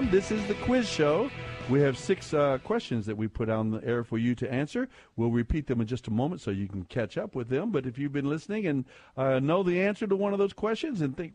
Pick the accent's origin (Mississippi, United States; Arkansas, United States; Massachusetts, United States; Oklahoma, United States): Arkansas, United States; from Arkansas.